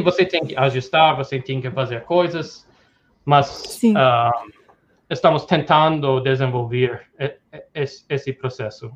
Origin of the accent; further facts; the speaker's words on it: New York, United States; Portuguese is a second language; moved away as an adult; also born or lived in Tokyo, Japan / Dubai / Hong Kong / Brazil; sou americano uh, de, de, Nova York, sou, sou em, tô em Nova York agora, uh, sou daqui